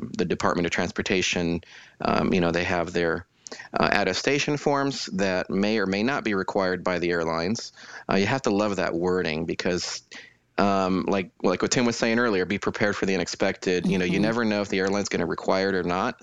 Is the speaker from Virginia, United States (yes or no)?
no; Denver, Colorado, United States; also born or lived in Kansas City / Fort Wayne, Indiana; now in Houston, United States; I'm originally from Denver, Colorado